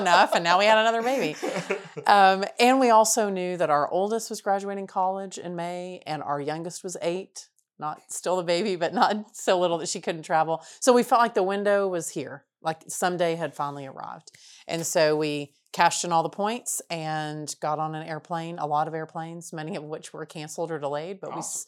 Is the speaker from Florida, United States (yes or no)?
no; Texas, United States; we were from Texas